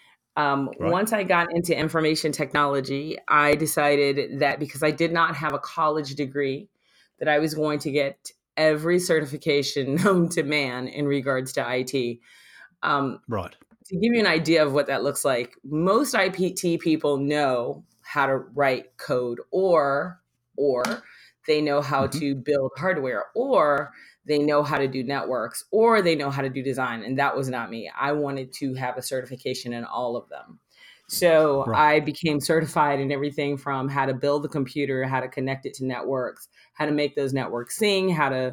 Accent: Miami, Florida, United States; I was born in Miami

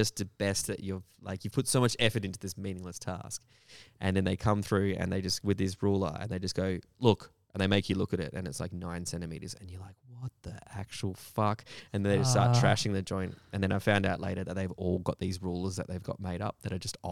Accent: Perth, Western Australia, Australia; I was from Perth

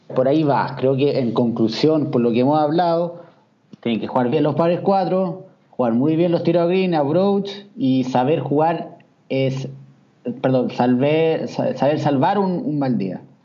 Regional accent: Chile; soy chileno

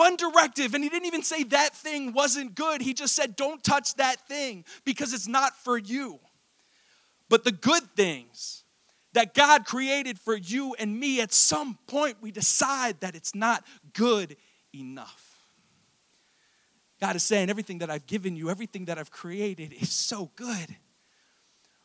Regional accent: Fallston, Maryland, United States; So I went to high school in Harford County. Go Cougars. I grew up in Fallston, Maryland

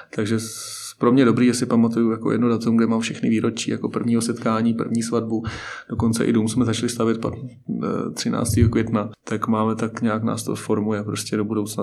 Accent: Hořovice, Central Bohemian Region, Czechia; Hořovice, moje rodné město

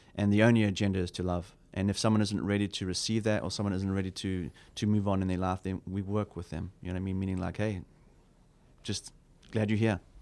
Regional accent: South Africa; as a South African, I grew up in a very hostile environment

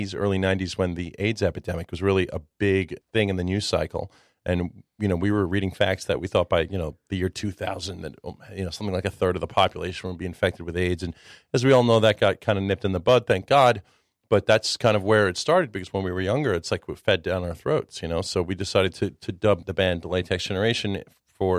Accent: Long Island, New York, United States; first language Czech; English is a second language; also born or lived in Williamsburg, Brooklyn; I was born in New York City in 1975, and then we were there until about 1980, and then my family suburbanized, and we spent the rest of our lives in Long Island before I eventually moved to Williamsburg about 10 years ago

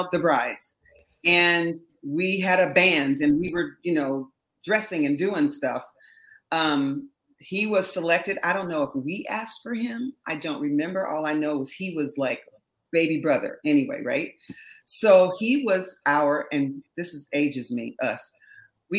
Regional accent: Berkeley, California, United States; I'm from Berkeley, all right? So my roots are very, you know, hippie, very avant-garde

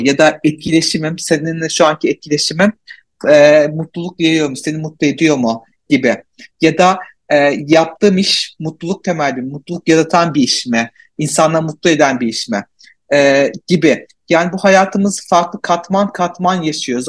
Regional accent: Malatya, Turkey; Malatyalıyım. Türkiye'de yaşıyorum.

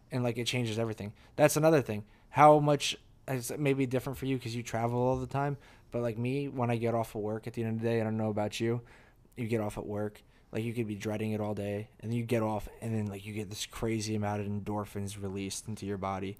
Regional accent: New Jersey, United States; moved away as an adult; New Jersey, my, to my hometown, to the house

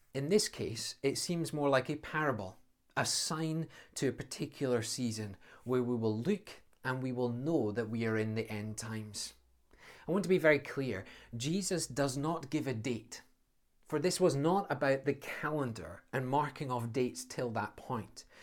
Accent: Scotland, United Kingdom; as a Scotsman

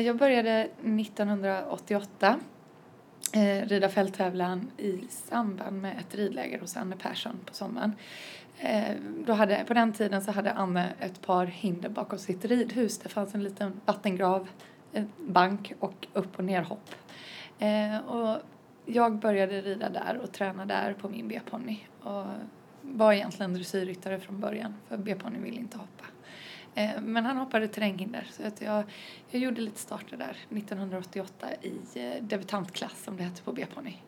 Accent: Varberg, Halland County, Sweden; från Halland, eh, Varberg närmare bestämt

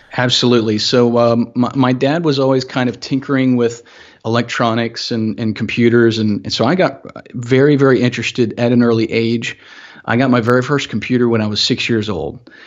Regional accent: Augusta, Georgia, United States; growing up in Augusta, um, fairly small city

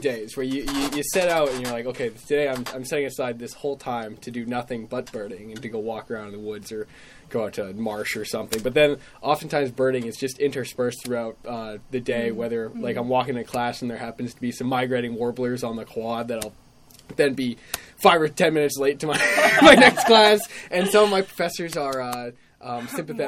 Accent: Massachusetts, United States; moved away as an adult; now in Maine, United States; I'm from Massachusetts

